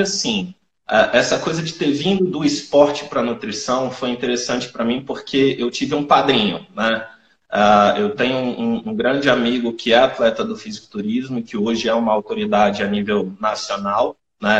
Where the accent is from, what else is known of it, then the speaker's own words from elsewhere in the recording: Brasília, Federal District, Brazil; sou de Brasília, sou nutricionista há 10 anos